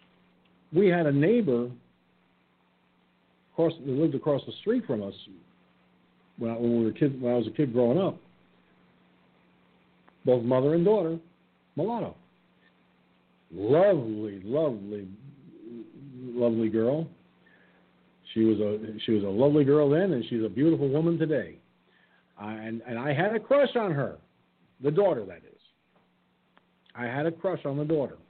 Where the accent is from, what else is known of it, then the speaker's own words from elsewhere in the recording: New York, United States; moved away; when I lived in my hometown, going to the high school to watch the basketball games